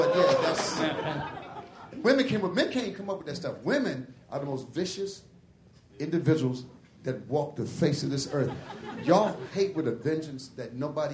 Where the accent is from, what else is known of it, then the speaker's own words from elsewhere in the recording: Michigan, United States; I'm from Michigan.